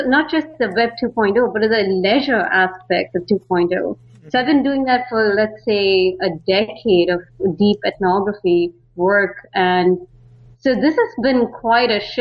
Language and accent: English; Bangalore, Karnataka, India; moved away as an adult; also born or lived in San Francisco, United States; now in Netherlands; I'm from India. I mean, particularly Bangalore. A lot of people know it as the Silicon Valley of India. And so I grew up there